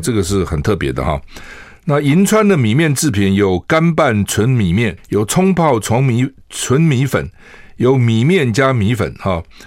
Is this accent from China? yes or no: no; Taiwan; 我们台湾人